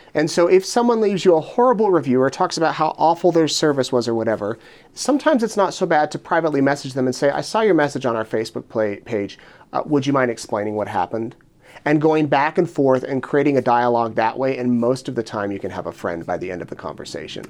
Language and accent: English; Utah near Salt Lake City, United States; moved away as an adult; also born or lived in Richmond, Virginia; now in Idaho Falls, United States; I grew up in Utah near Salt Lake City